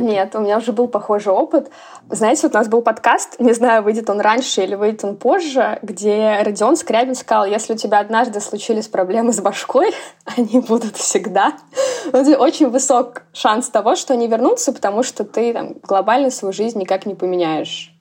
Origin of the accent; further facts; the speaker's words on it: Orenburg, Orenburg Oblast, Russia; moved away; я приезжаю к маме, вот, в родной город